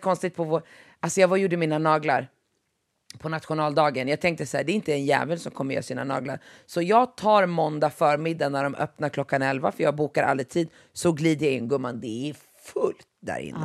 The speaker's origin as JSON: {"language": "Swedish", "town": "Västerås", "region": "Västmanland", "country": "Sweden", "tie": "born or raised there", "moved": "yes", "said": "det är lite annorlunda där jag växte upp i Västerås än vad det är här"}